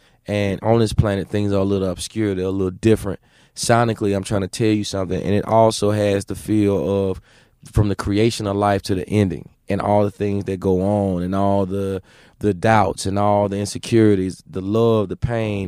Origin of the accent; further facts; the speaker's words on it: the South, United States; Yes, I'm a king. Yes, I'm from the South. I'm going to represent it to the fullest.